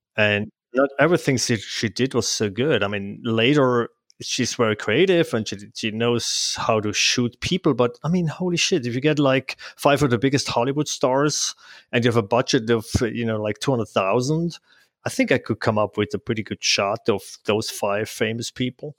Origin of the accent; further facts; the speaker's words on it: Switzerland; English is a second language; moved away as an adult; now in Bend, United States; I'm originally from Switzerland, so you probably hear from my language.